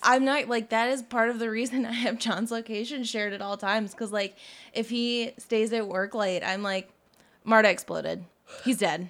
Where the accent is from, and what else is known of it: Georgia, United States